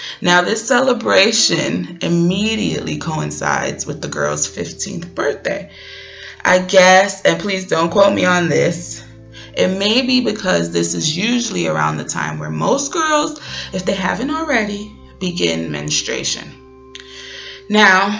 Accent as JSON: {"language": "English", "town": "New York City", "region": "New York", "country": "United States", "tie": "born or raised there", "said": "I grew up in Brooklyn, New York, the daughter of two Panamanian nationals, first generation American born and bred"}